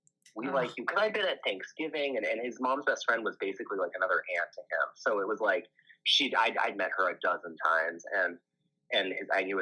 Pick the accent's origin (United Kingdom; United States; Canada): United States; Las Vegas, Nevada; I'm from Vegas.